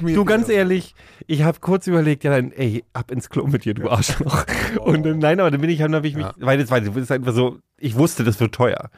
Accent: Berlin, Germany; wir sind halt Berliner

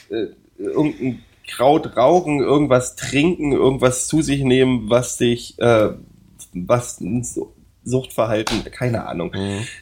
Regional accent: East Germany, Germany; was als Ossi natürlich noch doppelgeil ist

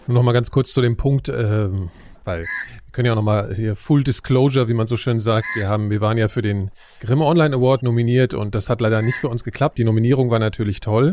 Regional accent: Frankfurt am Main, Hesse, Germany; moved away; in meiner Heimatstadt äh, Frankfurt am Main

